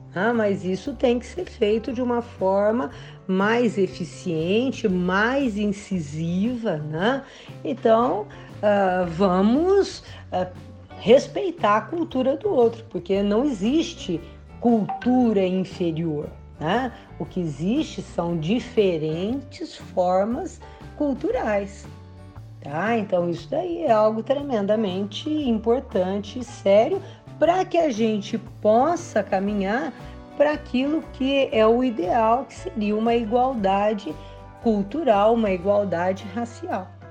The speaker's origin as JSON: {"language": "Portuguese", "country": "Brazil", "said": "nós brasileiros"}